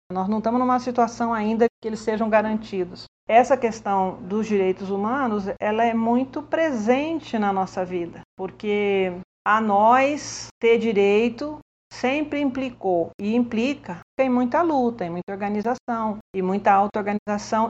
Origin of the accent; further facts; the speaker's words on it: Campinas, São Paulo, Brazil; sou de Campinas